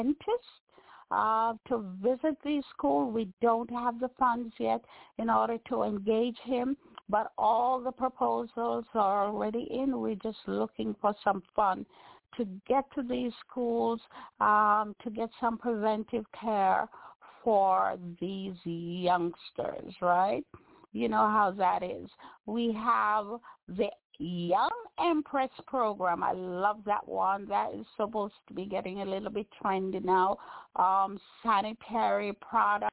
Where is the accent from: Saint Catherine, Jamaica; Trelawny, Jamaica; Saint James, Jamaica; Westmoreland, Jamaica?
Saint Catherine, Jamaica; Bog Walk; Being Jamaican, being a little barefoot girl who usually sell on the bog walk road